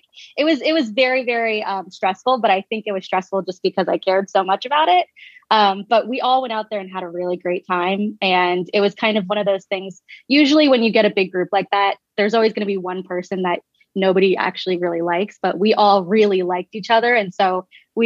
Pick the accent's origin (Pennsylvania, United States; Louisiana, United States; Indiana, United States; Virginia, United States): Pennsylvania, United States; Bucks County; moved away as an adult; also born or lived in Philadelphia / Austin; now in California, United States; I grew up in Bucks County, and then I lived in Mount Airy for a while